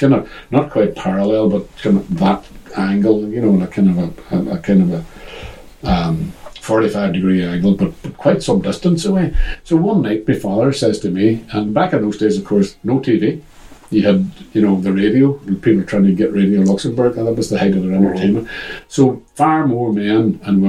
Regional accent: Derry, Northern Ireland, United Kingdom; I've talked about living in Craig and growing up in Craig

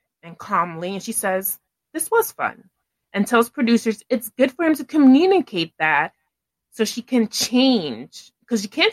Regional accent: New York City, New York, United States; as a New Yorker who grew up going to Central Park

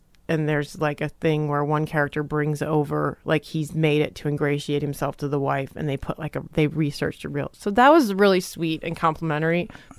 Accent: Trenton, Michigan, United States; Trenton, Michigan.

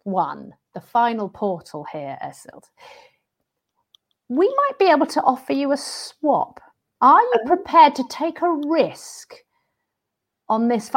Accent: London, United Kingdom; I'm from London

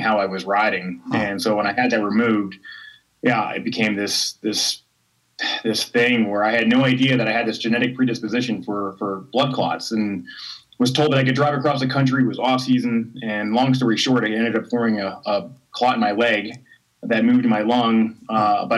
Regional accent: United States; I'm an American guy

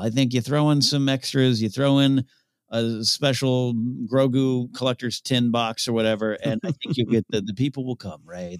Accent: San Luis Obispo, California, United States; was raised about an hour and a half north of Santa Barbara

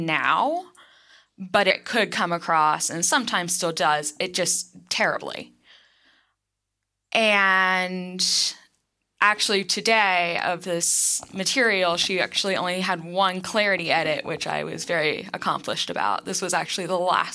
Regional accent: Winston-Salem, North Carolina, United States; now in Research Triangle area, North Carolina, United States; So I'm from North Carolina. I'm from, well, I would say more it's the suburbs of a city called Winston-Salem, but it's so far out in the country that you got fields and tobacco

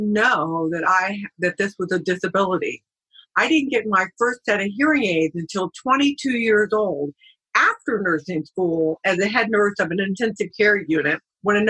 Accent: San Diego, California, United States; also born or lived in Richmond, Virginia; So I moved back to San Diego, my hometown

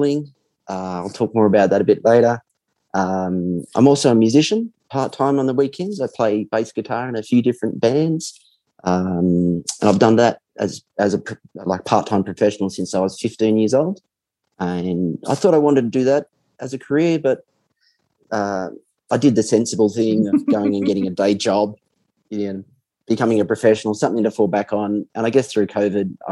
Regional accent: New South Wales, Australia; also born or lived in Melbourne; now in Sydney, Australia; I grew up in New South Wales

